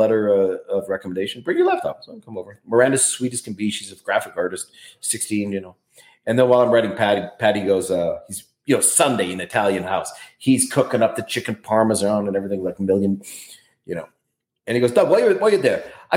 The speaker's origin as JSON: {"language": "English", "town": "Calgary", "region": "Alberta", "country": "Canada", "tie": "born or raised there", "moved": "yes", "lives_now": "New York, United States", "said": "I was born here"}